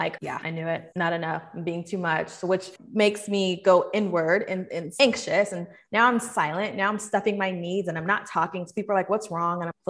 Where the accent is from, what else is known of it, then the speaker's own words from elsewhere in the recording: Seattle, Washington, United States; now in Atlanta, United States; I'm from Seattle. I grew up there and then I eventually moved to Atlanta